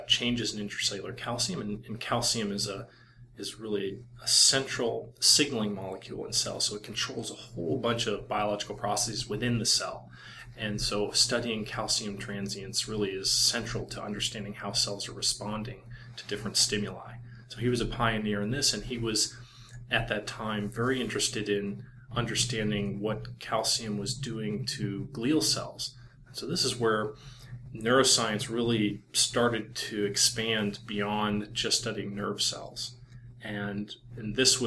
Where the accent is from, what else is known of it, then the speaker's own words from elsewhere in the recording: Iowa, United States; moved away as an adult; also born or lived in Boston / Stanford; I grew up in Iowa, and the only animals around were like pigs and stuff